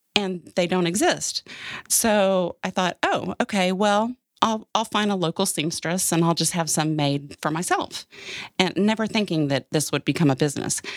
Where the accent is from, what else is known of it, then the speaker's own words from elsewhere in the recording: Austin, Texas, United States; also born or lived in Dallas; I grew up in Austin, Texas